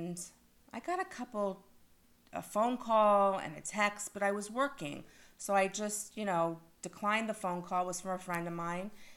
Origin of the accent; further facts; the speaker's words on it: Parkland, Florida, United States; I'm from Parkland, Florida